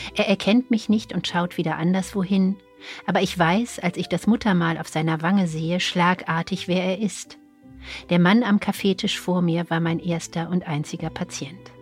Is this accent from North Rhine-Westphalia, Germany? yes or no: yes; Cologne, North Rhine-Westphalia, Germany; now in Berlin, Germany; Ich komme aus Köln